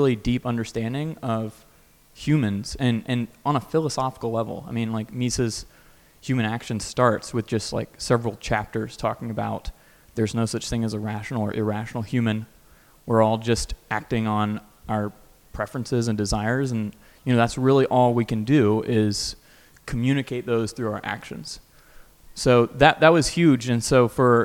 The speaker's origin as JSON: {"language": "English", "region": "North Carolina", "country": "United States", "also_born_or_lived": "Stanford, California", "moved": "as an adult", "said": "I'm originally from North Carolina, so it's good to be back on the East Coast."}